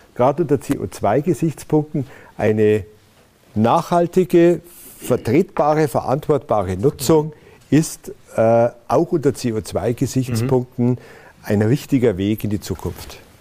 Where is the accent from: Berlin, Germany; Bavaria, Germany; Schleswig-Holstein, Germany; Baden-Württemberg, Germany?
Bavaria, Germany; Berchtesgadener Land; also born or lived in Ludwigshafen am Rhein; Ich habe meine Kindheit oder Jugend verbracht in der Saarlacher Au, im Berchtesgadener Land